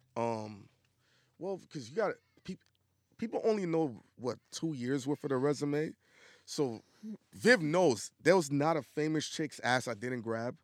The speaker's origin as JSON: {"language": "English", "town": "New York City", "region": "New York", "country": "United States", "also_born_or_lived": "the South (US)", "said": "I'm from Brooklyn"}